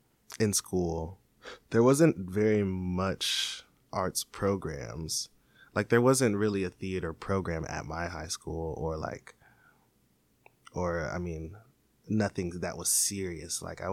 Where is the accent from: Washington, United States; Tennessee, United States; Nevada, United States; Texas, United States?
Washington, United States; Seattle; for people that may not be from here, that there's a Seattle that you should try and educate yourself on.